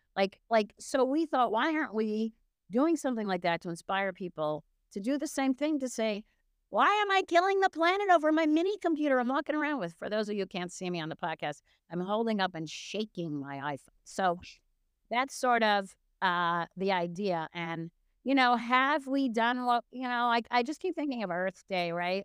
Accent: United States; I'm American

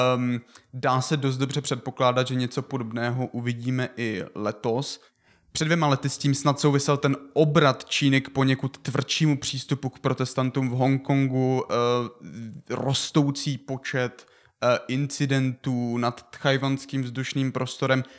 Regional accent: Czechia; my jako Češi

